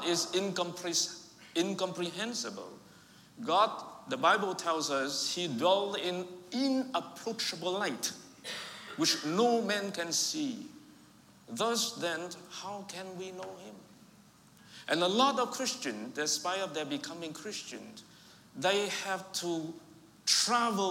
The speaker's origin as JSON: {"language": "English", "country": "Vietnam", "tie": "born or raised there", "first_language": "Vietnamese", "second_language": "English", "moved": "yes", "said": "I was raised and born in Vietnam, but I have Chinese ancestry."}